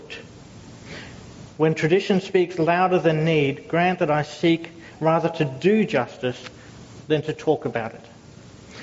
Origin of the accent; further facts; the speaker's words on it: Logan City, Queensland, Australia; I grew up in Logan City